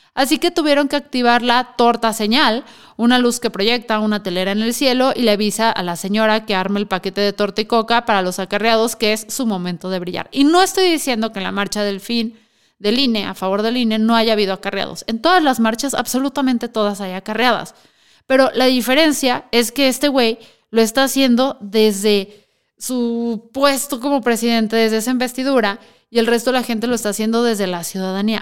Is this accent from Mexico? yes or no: yes; Mexico; como mexicanos